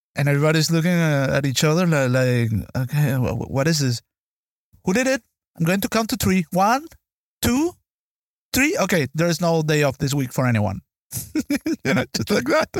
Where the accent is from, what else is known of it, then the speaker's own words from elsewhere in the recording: Venezuela; moved away; I was born and raised in Venezuela